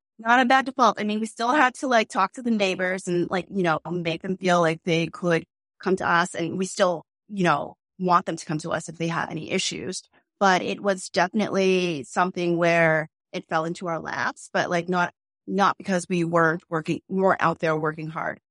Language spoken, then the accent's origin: English; Boston, Massachusetts, United States; we're from Boston. We really live here.